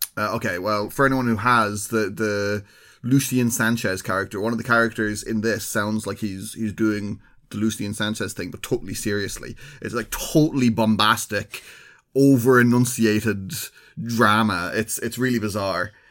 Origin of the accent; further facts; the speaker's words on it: Ireland; we are well known in Ireland for having